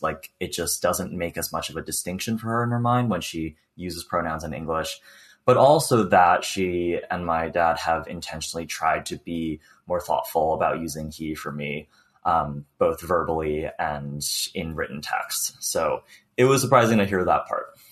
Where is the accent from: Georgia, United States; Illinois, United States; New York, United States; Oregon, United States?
New York, United States; also born or lived in Beijing, China; now in West Coast, United States; on the East Coast, I'm from New York, everyone is either first generation or just immigrated over. Like I was born in Beijing as well. I immigrated over when I was five